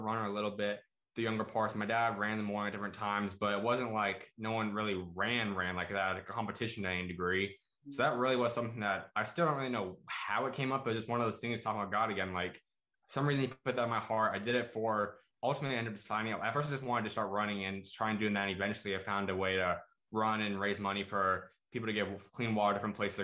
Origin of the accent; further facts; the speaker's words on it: Arizona, United States; I'm from Arizona, grew up out here